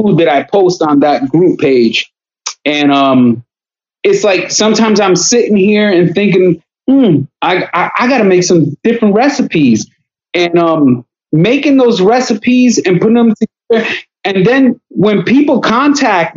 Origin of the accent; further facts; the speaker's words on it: Paterson, New Jersey, United States; I have great memories growing up in Paterson, New Jersey.